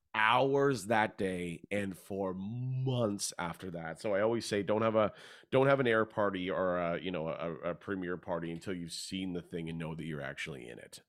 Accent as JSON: {"language": "English", "town": "Hamilton", "region": "Ontario", "country": "Canada", "tie": "born or raised there", "also_born_or_lived": "Vancouver / Toronto", "moved": "as an adult", "said": "I grew up in Hamilton"}